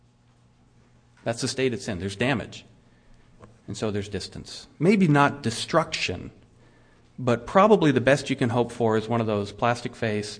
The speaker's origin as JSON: {"language": "English", "country": "United States", "said": "I'm an American Christian"}